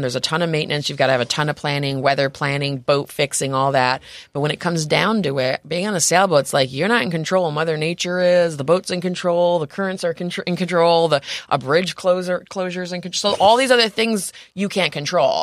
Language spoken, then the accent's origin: English; Rome, New York, United States; also born or lived in New Orleans; now in San Diego, United States; I grew up in Rome, New York, um, so, which is on the Erie Canal